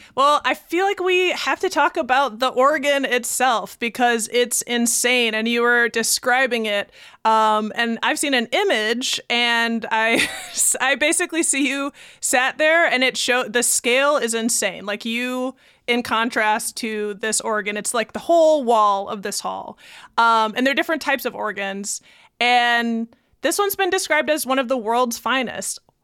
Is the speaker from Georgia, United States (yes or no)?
no; Baraboo, Wisconsin, United States; I'm from Baraboo